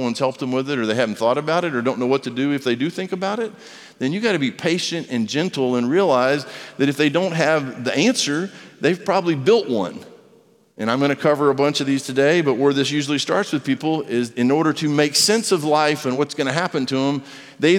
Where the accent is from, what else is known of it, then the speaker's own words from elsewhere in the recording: United States; I'm an American. The A is silent if you say it right. I'm American